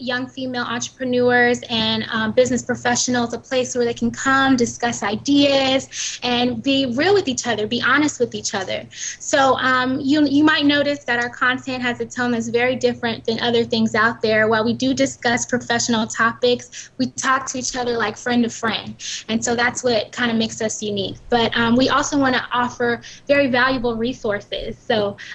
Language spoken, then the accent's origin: English; Inland Empire, California, United States; also born or lived in Los Angeles; I'm originally from the Inland Empire